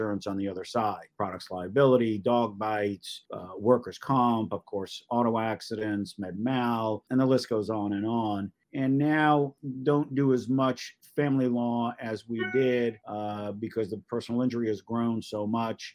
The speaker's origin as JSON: {"language": "English", "town": "Great Neck", "region": "New York", "country": "United States", "moved": "yes", "lives_now": "Charleston, United States", "said": "I'm originally from Great Neck, Long Island"}